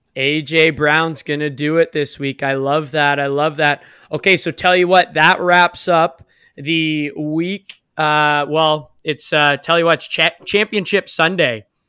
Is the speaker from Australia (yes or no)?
no; Canada; we're from Canada